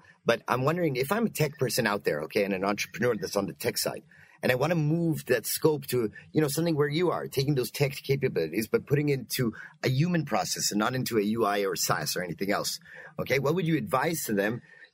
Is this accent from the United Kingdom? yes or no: no; Canada; I'm also Canadian